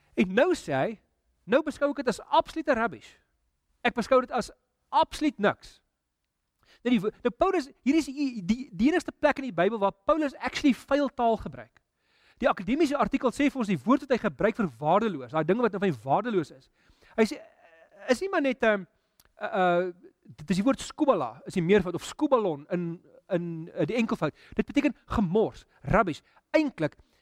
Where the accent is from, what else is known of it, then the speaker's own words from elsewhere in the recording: South Africa; ons Afrika as Afrikaners